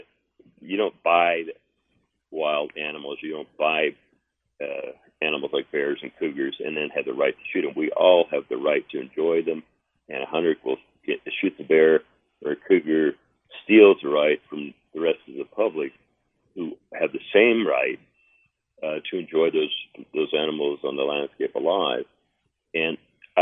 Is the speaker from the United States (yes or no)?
yes; Nebraska, United States; I grew up in Nebraska hunting ducks, geese, pheasants, and grouse and things